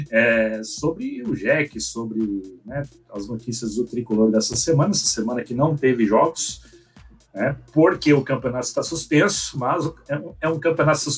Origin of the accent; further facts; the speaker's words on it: São Paulo, Brazil; born there; Eu sou de coração porque nasci em São Paulo, mas de pai e mãe joinvilense